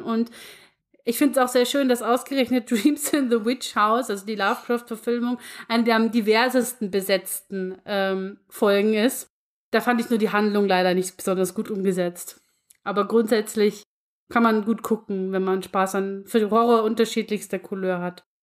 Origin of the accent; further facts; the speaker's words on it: Lower Bavaria, Germany; bei uns in Niederbayern